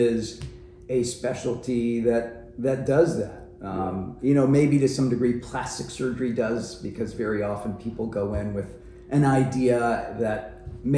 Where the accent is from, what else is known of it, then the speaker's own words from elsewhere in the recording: New Orleans, Louisiana, United States; now in Michigan, United States; I grew up in New Orleans.